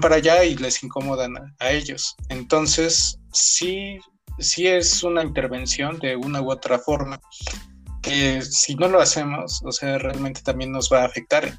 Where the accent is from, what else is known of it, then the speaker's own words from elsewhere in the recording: Puebla, Mexico; yo soy de Puebla